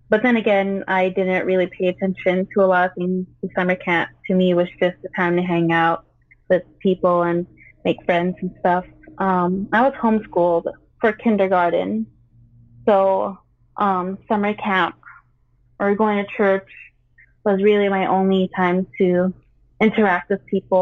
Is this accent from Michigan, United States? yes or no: no; Las Vegas, Nevada, United States; also born or lived in Philippines; I was born in the Philippines and moved here when I was 2. And I moved out here to Las Vegas